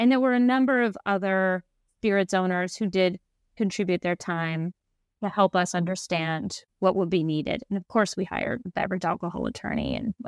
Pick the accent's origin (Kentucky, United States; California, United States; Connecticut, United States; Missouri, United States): Kentucky, United States; I was just thinking how in the culture I grew up in Kentucky, everyone drinks bourbon.